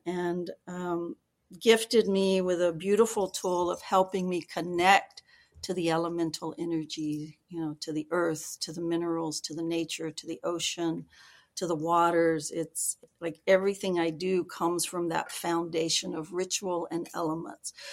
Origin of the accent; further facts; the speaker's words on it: Georgia, United States; moved away; I was born in Georgia